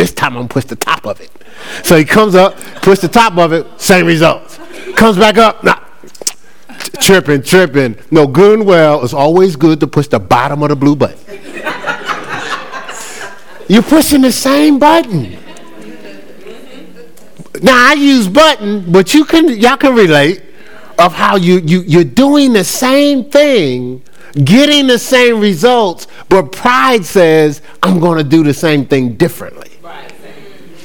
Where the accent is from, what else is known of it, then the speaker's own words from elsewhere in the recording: Newark, New Jersey, United States; Now, I know I'm from Brick City. I know I'm a city boy from Jersey